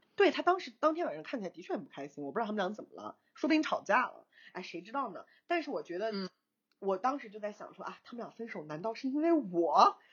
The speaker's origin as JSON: {"language": "Chinese", "country": "China", "said": "我是中国人"}